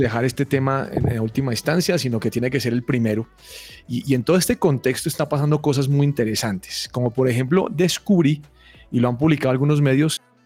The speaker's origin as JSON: {"language": "Spanish", "country": "Colombia", "said": "nos distingue como colombianos"}